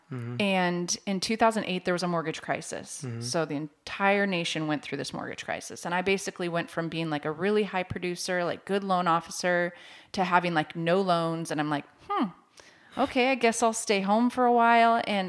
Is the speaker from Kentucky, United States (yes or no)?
no; Washington, United States; also born or lived in Oregon; now in Joplin, United States; Originally, I was born in Oregon, but I was raised in Washington State. So out by Seattle. Mm-hmm. And then we moved to Joplin in 2010, right in time for the tornado.